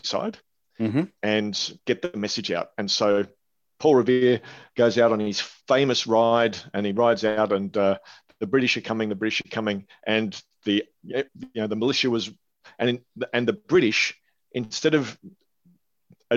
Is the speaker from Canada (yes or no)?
no; Australia; I'm Australian.